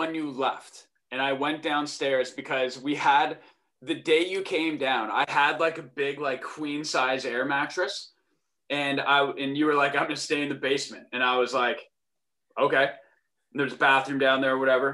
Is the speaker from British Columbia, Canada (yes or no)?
no; Burlington, Ontario, Canada; moved away as an adult; also born or lived in Western Michigan; I hail from Burlington, Ontario. That's like where I'm from. It's where I grew up until I went to Western